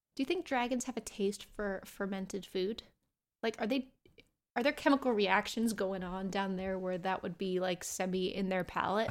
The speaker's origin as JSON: {"language": "English", "country": "United States", "said": "I'm American"}